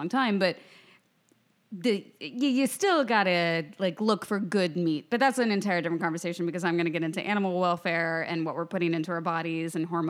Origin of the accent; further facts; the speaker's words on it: Lawrence, Kansas, United States; I grew up in Lawrence, Kansas, so I grew up on a lot of red meat.